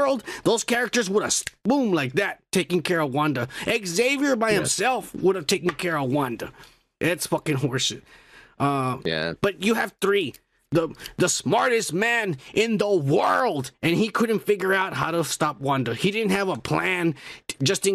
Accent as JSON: {"language": "English", "country": "United States", "tie": "born or raised there", "accent": "stereotypical Mexican voice", "first_language": "Spanish", "second_language": "English", "said": "when I was born in America, which makes me an American"}